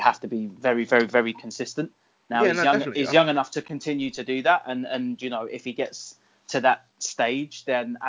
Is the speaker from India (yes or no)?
no; England, United Kingdom; as an Englishman